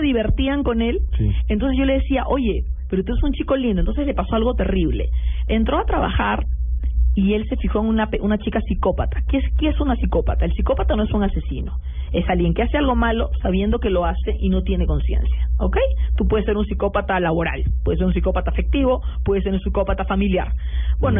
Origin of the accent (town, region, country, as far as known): Peru